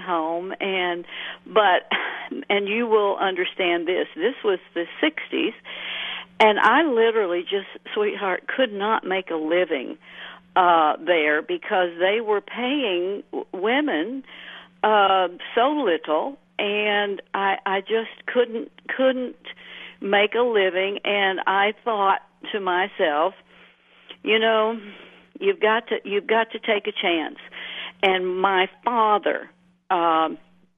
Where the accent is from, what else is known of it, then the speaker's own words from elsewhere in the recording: Birmingham, Alabama, United States; I was actually raised right in Birmingham